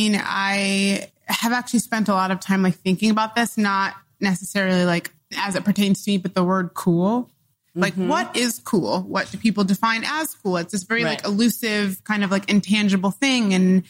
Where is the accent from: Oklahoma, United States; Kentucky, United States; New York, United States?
Oklahoma, United States; born there; also born or lived in Dodge City, Kansas / Illinois / Michigan; I moved around a lot when I was growing up. I was born in Oklahoma. I moved to Dodge City, Kansas. Then I moved to Illinois, Michigan. Then I moved to Illinois, like a lot of really small towns throughout the middle of the country